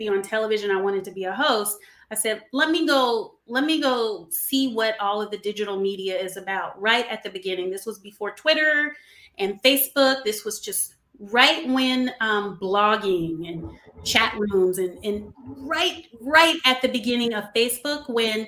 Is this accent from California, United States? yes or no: yes; Los Angeles, California, United States; I was born in Los Angeles, California